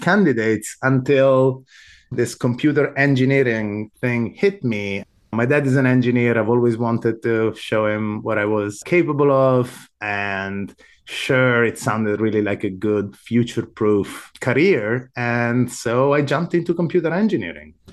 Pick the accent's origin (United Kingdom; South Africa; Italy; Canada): Italy; Sicily; moved away as an adult; also born or lived in Rome, Italy / Amsterdam, Netherlands; now in United States; I was born in Italy. I grew up in Sicily, of all places